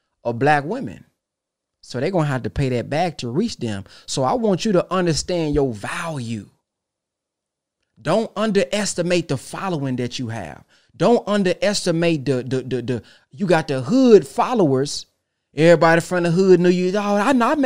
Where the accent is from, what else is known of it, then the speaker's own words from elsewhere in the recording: Texas, United States; I'm from Texas